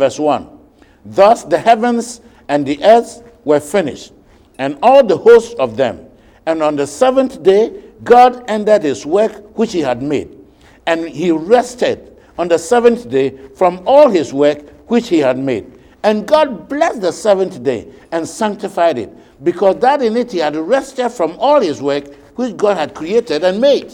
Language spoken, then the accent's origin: English; Ghana